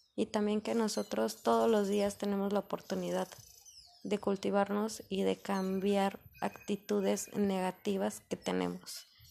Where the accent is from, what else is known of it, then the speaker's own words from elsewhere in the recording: Mexico; como mexicanos, nosotros aquí